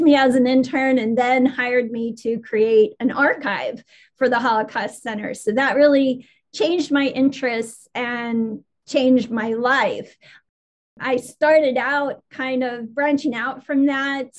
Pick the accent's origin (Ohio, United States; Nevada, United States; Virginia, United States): Nevada, United States; Las Vegas; moved away as an adult; also born or lived in Alabama / Huntsville, Alabama; now in Birmingham, United States; I'm originally from Las Vegas, but I've lived in Alabama since I was about 19.